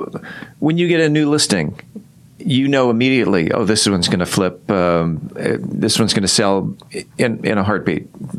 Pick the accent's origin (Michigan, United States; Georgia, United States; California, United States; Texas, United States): California, United States; moved away as an adult; now in Mansfield, United States; So I moved here in 2004. But yes, I'm from California, and I feel that I'm pretty deeply rooted in Mansfield.